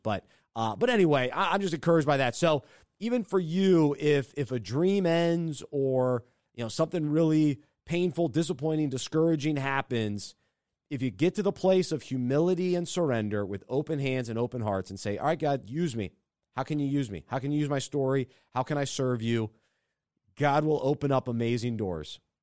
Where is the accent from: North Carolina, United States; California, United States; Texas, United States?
North Carolina, United States; Charlotte; my hometown of Charlotte